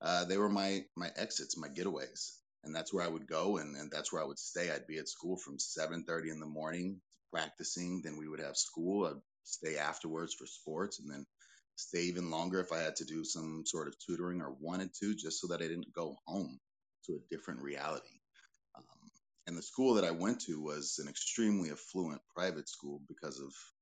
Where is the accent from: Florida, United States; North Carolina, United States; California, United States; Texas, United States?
California, United States; Pasadena; I was born and raised in Pasadena, California